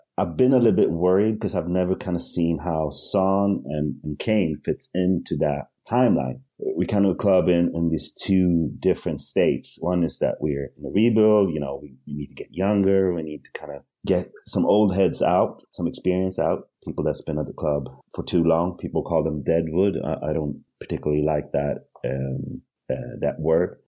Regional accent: Hovsta, Sweden; also born or lived in Eritrea; I grew up in Sweden, out in the boondocks

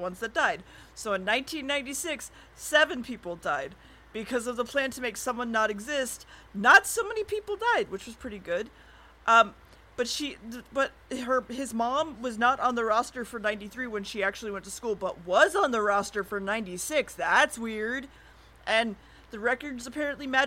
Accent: United States; I'm American

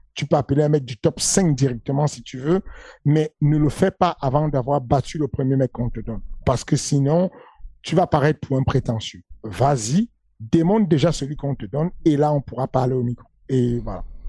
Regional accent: Cameroon; accent: Cameroonian; je prends mon accent du Cameroun

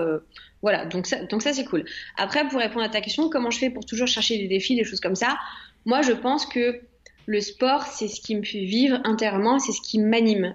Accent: France; je suis française à 100%

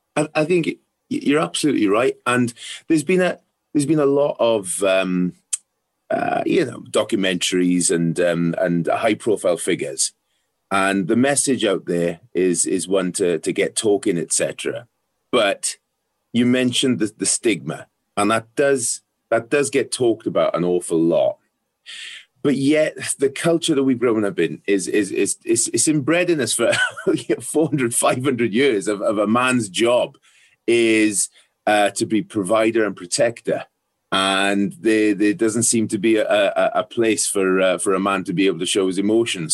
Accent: South Wales, United Kingdom; growing up in South Wales, um, rugby was a religion, still is

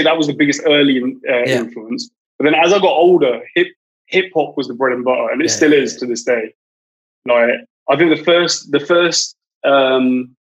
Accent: Reading, South East England, United Kingdom; I grew up in Reading

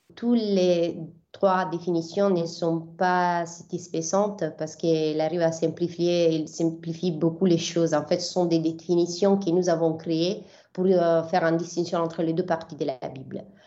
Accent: Bari, Apulia, Italy; French is a second language; moved away as an adult; also born or lived in Milan / Jerusalem; je suis partie d'Abari, qui c'est ma ville d'origine. Donc, euh, je viens de l'Épouille, du sud de l'Italie

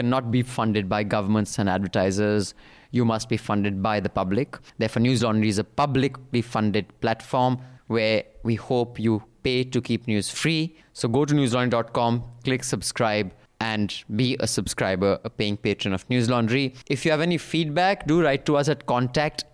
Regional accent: Dehradun, Uttarakhand, India; my hometown of Dehradun

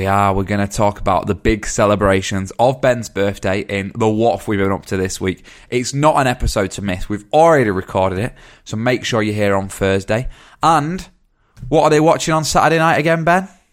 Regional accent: Dorset, South West England, United Kingdom; I'm from Dorset

